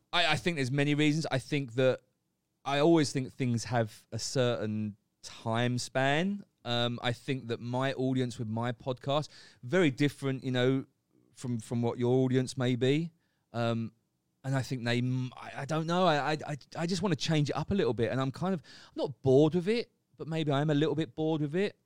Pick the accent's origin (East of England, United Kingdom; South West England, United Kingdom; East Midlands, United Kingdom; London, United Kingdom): East of England, United Kingdom; Essex; moved away as an adult; now in Phuket, Thailand; as a kid, growing up in England in Essex.